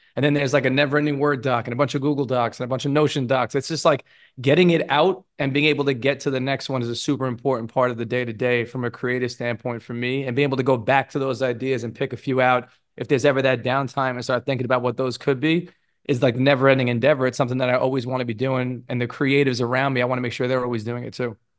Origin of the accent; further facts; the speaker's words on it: New York City, New York, United States; I grew up in Brooklyn in a really diverse neighborhood